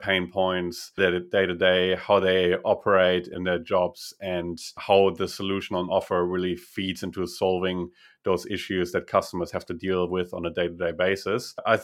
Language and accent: English; Russia; English is a second language; And I was originally from Russia, so that might explain the proximity.